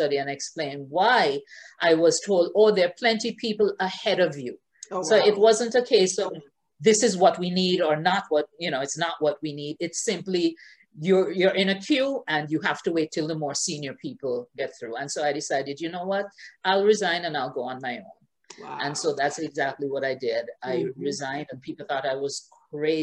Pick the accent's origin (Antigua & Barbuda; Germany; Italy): Antigua & Barbuda; moved away as an adult; also born or lived in Halifax, Nova Scotia, Canada / Baltimore, United States / Washington, D.C., United States; now in Barbados; I was born in Antigua and Barbuda, first generation Antiguan and Barbudan, along with all my siblings. And I spent most of my life in Antigua and Barbuda.